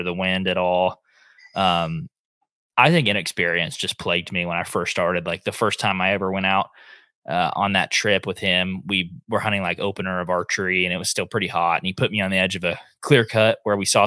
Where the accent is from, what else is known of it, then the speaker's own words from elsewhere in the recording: Northeast Oklahoma, United States; We grew up hunting in Northeast Oklahoma